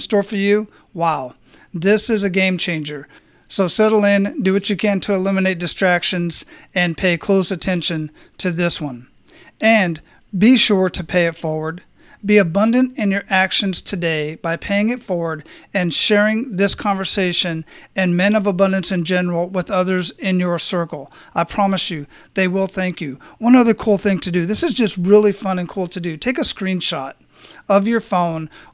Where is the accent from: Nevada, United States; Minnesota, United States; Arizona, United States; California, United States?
Arizona, United States; Phoenix; I'm originally from Phoenix